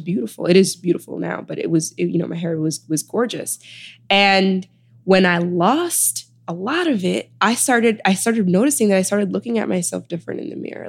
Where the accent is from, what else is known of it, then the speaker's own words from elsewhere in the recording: Chicago, Illinois, United States; moved away as an adult; also born or lived in Sudan / New Haven; now in New York, United States; I was born in Sudan and I was raised in Chicago